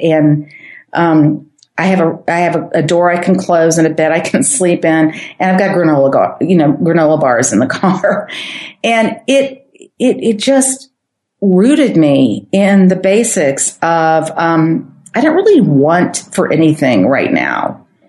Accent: St. Louis, Missouri, United States; I'm from St. Louis.

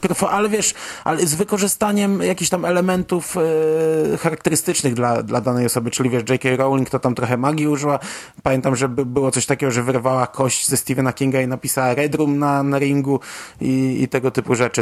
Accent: Poland; dorastając w trochę innej epoce biedy w Polsce

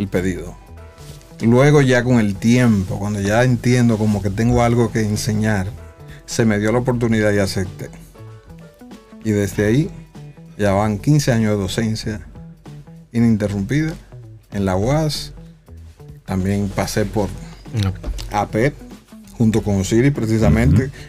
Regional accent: San Juan de la Maguana, San Juan, Dominican Republic; moved away; also born or lived in Santo Domingo; Yo soy oriundo de San Juan de la Maguana.

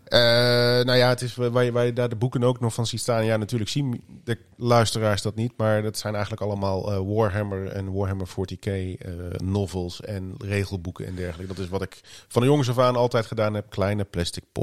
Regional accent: Arnhem, Gelderland, Netherlands; ik ben geboren Arnhemmer, ben in Arnhem begonnen.

